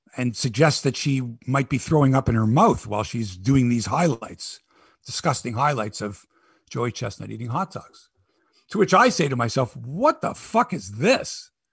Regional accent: Canada

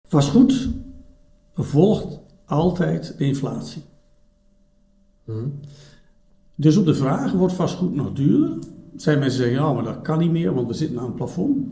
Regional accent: Drenthe, Netherlands; now in Belgium; ik ben geboren in Noord-Nederland. Eh, in, in, Drenthe zelfs

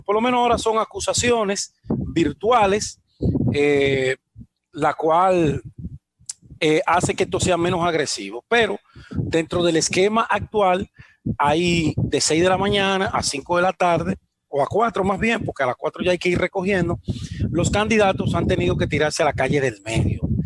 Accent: Dominican Republic; nosotros como dominicanos

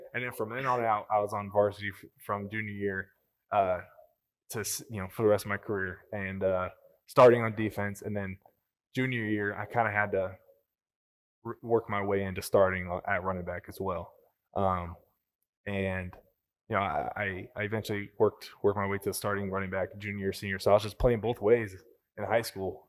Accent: Sandy, United States; I growing up in Sandy, we lived an hour away

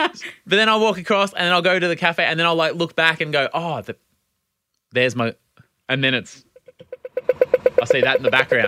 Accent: Australia; we're their Australian idiot friends.

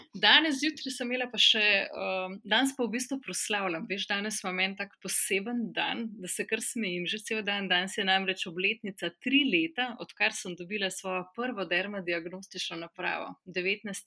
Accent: a village near Krško, Lower Sava, Slovenia; Jaz sem iz ene zelo mehke vasice pri Krškem

